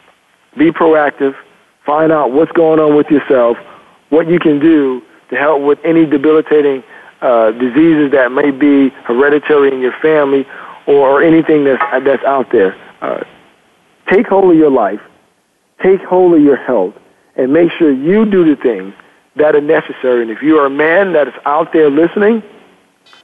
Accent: Miami, Florida, United States; moved away; also born or lived in Atlanta; we're from Miami

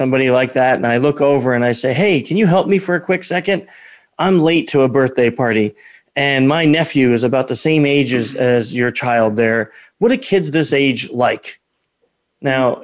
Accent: New York, United States; we're from New York. I'm from New York, too.

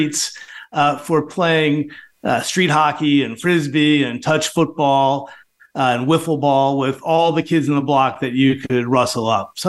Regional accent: Long Island, New York, United States; moved away as an adult; also born or lived in North Carolina; now in Miami, United States; growing up on Long Island

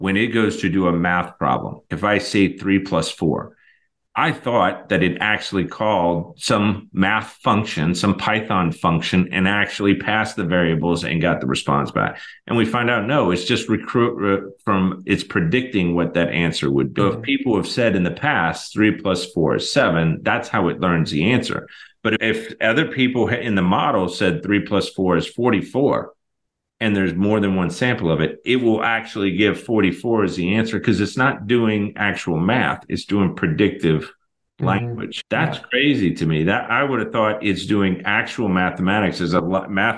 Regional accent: New Orleans, Louisiana, United States; I'm from New Orleans.

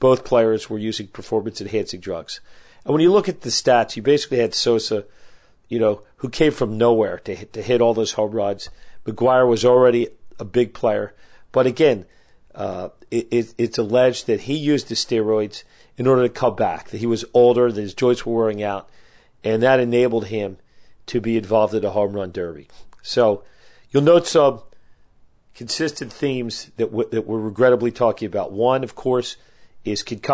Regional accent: United States; as an American with a lot of pride

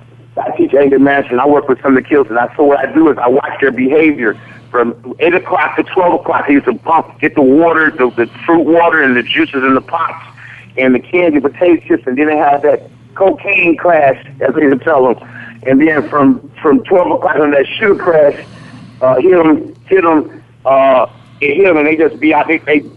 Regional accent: Detroit, Michigan, United States; I'm from the ghetto. I grew up in the Brewster Project, the same place with Darren Ross and Joe Lewis and Johnny Davis

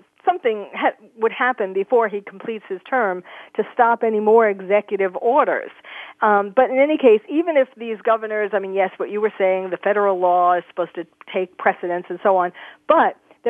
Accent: New York, United States; now in California, United States; the state that I live in, California, isn't one of them. New York, my hometown, isn't one of them.

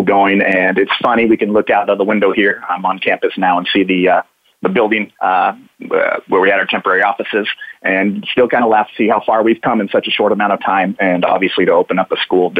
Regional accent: Clovis, California, United States; also born or lived in Guatemala City, Guatemala; I grew up in the Clovis, California area, Central California, Central Valley

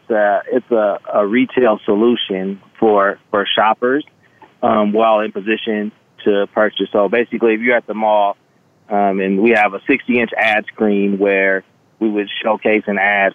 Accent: Los Angeles, California, United States; moved away as an adult; also born or lived in Hawaii; now in Las Vegas, United States; I'm from Los Angeles, California, Crenshaw District. So I'm an inner city kid that grew up with big dreams

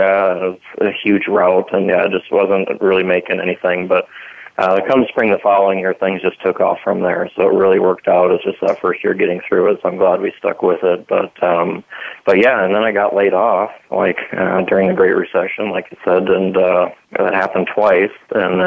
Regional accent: Sioux Falls, South Dakota, United States; I was born and raised in Sioux Falls here

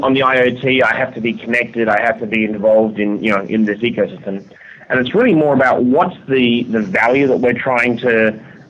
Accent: Adelaide, South Australia, Australia; moved away as an adult; now in United States; And I'm from Adelaide and I've been gone 15 years.

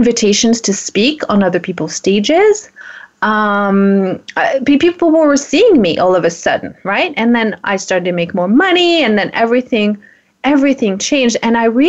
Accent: France; moved away; I'm from France

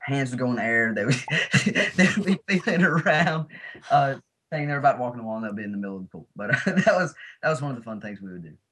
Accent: Alabama, United States; we're both from Alabama. This was the first film that I've ever filmed in my home state

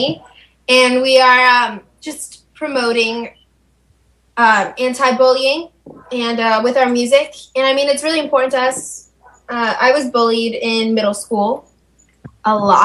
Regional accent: Colorado, United States; now in Los Angeles, United States; we're from Colorado originally, and then we moved out here for music

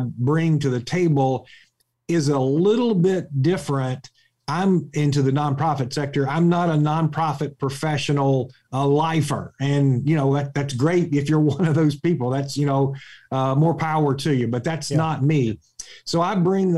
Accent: Talladega, Alabama, United States; I'm originally from Talladega in Alabama, and a small town community

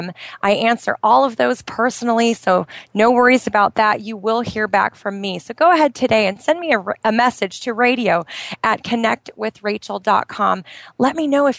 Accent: outside of Portland, Oregon, United States; moved away as an adult; now in Bahrain; my hometown outside of Portland, Oregon

